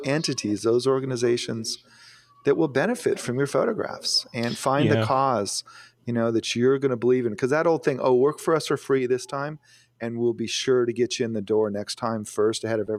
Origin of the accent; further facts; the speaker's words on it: Phoenix, Arizona, United States; I grew up in Phoenix, but I never knew him when I lived there, but I have visited him on expeditions back to see my family.